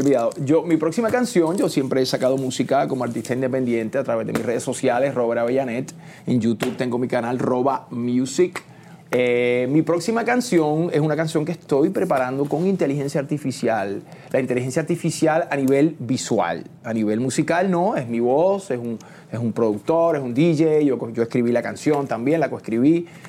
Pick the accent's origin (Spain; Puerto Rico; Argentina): Puerto Rico; Trujillo Alto; moved away; also born or lived in Santurce, San Juan, Puerto Rico / Miami; me crié en Puerto Rico, en el campo, en Trujillo Alto